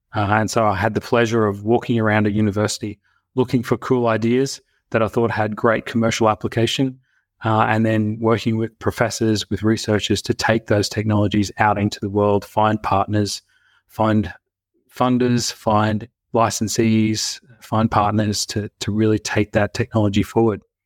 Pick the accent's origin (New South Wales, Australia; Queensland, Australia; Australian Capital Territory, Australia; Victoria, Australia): Queensland, Australia; Brisbane; also born or lived in United States; I grew up here in Brisbane, Australia